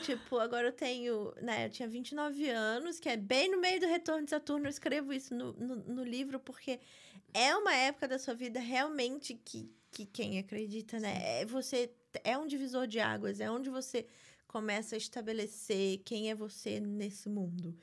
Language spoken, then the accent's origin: Portuguese; Rio de Janeiro, Brazil; moved away as an adult; also born or lived in São Paulo, Brazil; now in New York, United States; Sou da Barra da Tijuca, quando tudo era mato lá.